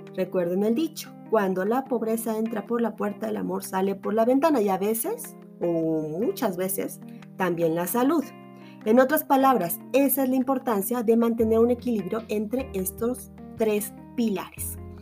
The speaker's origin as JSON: {"language": "Spanish", "country": "Mexico", "said": "acá en mi país"}